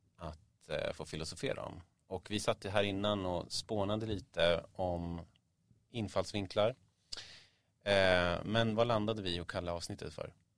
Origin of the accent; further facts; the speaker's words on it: Stockholm, Stockholm County, Sweden; Jag växte upp vid Mariatorget